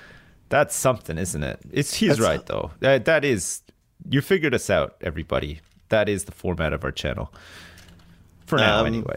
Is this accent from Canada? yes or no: yes; Canada; And then maybe in England, they gave you a bit more after the fact, but not in, not where I grew up in Canada.